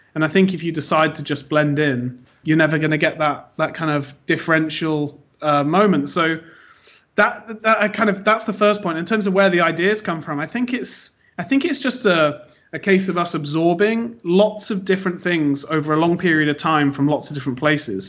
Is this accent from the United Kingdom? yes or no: yes; United Kingdom; moved away as an adult; now in United States; I am British, but based in America, running the business over here